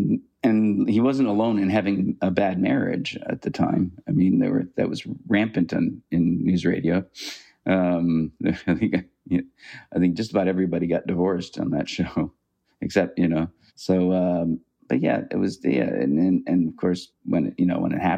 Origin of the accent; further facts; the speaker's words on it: Canada; I mean, I'm a Canadian and I'm a liberal